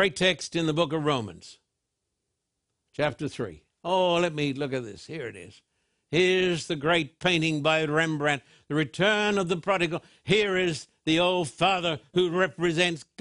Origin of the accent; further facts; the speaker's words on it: Brisbane, Queensland, Australia; when I was a boy growing up in Brisbane